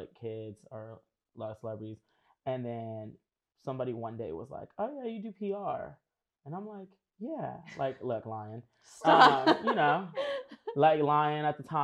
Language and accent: English; Los Angeles, California, United States; born or raised there